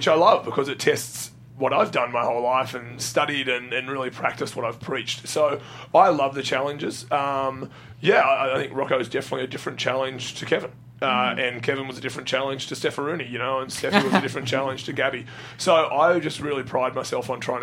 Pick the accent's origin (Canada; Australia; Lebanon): Australia; I'm Australian